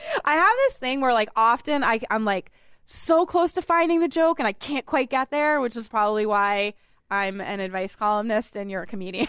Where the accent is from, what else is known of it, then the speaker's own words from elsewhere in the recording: Massachusetts, United States; he also hails from Massachusetts, just like me